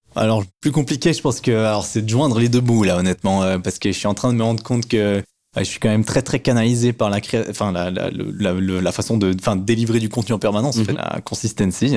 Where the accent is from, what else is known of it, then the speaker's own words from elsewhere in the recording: Switzerland; on voit bien que je suis suisse